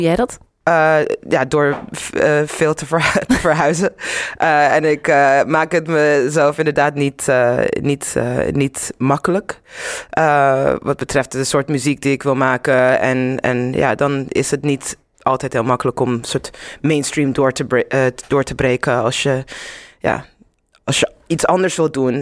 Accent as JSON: {"language": "Dutch", "country": "Zimbabwe", "tie": "born or raised there", "also_born_or_lived": "Netherlands / Amsterdam", "moved": "yes", "lives_now": "London, United Kingdom", "said": "ik ben in Zimbabwe opgegroeid"}